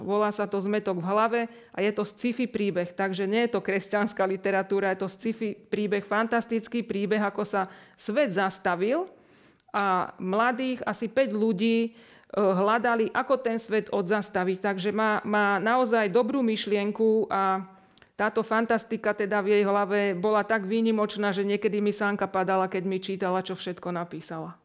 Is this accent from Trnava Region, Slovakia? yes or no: yes; Piešťany, Trnava Region, Slovakia; Tak som z Piešťan a v Piešťanoch už teda bývam e, niekoľko rokov